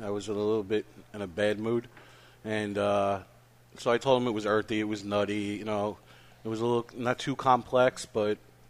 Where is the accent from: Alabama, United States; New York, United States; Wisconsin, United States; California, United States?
New York, United States; Brooklyn; accent: Brooklyn; growing up in Brooklyn.